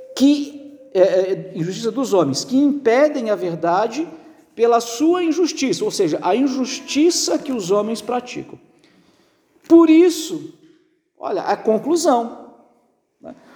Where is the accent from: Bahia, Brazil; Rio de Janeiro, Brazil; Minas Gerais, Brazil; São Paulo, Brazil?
Minas Gerais, Brazil; Barbacena; moved away; quando era criança pequena lá em Barbacena